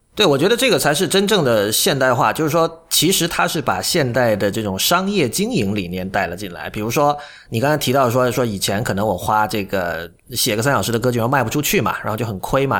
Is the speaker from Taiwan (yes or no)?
no; Shenzhen, Guangdong, China; 我是在深圳长大的